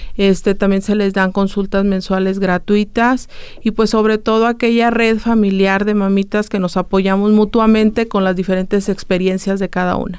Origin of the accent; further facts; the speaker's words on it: San Luis Potosí, Mexico; moved away as an adult; now in Aguascalientes, Mexico; nosotros somos de, de San Luis Potosí, entonces nos mudamos a vivir aquí a Aguascalientes por los servicios de terapia